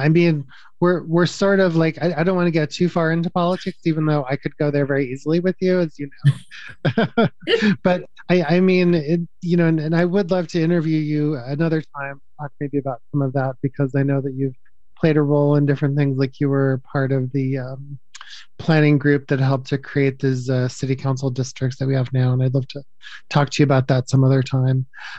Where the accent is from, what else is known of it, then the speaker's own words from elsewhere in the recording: the South, United States; I mean, I'm from the South. I mean, I moved here from the South